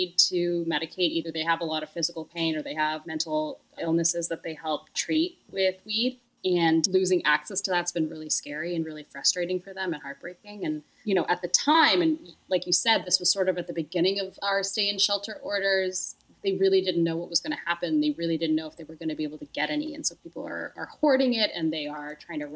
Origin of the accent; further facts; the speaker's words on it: Canada; now in New York, United States; I'm from Canada